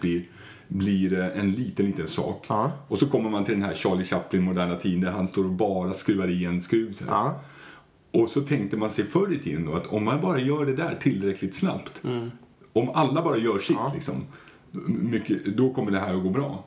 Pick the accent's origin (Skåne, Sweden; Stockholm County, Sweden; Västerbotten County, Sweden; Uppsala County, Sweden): Stockholm County, Sweden; Stockholm; Jag är från Stockholm